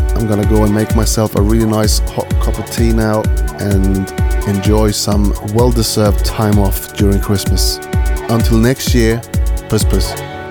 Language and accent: English; Stockholm, Stockholm County, Sweden; my hometown, Stockholm, in Sweden.